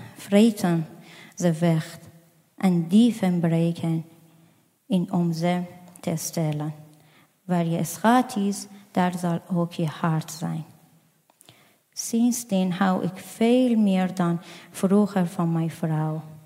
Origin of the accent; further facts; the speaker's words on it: Afghanistan; Dutch is a second language; now in Netherlands; ik kom uit Afghanistan.